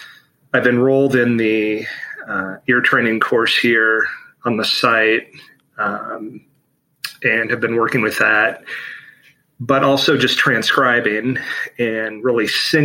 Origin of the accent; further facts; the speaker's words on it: Chicago, Illinois, United States; I am from Chicago, Illinois.